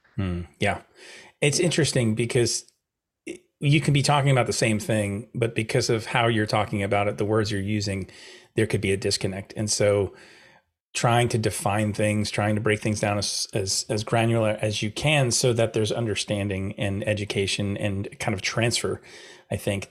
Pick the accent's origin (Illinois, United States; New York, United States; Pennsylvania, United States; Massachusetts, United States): New York, United States; I'm a New Yorker